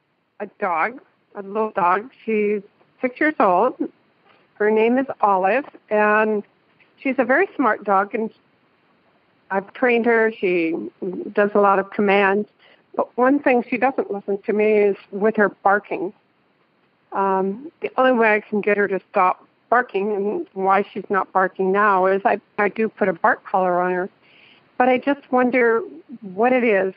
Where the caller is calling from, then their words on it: Danville, California, United States; Danville, California.